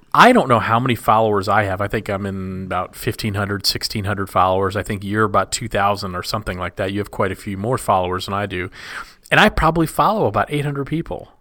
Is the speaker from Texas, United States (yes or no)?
yes; Texas, United States; I grew up in Texas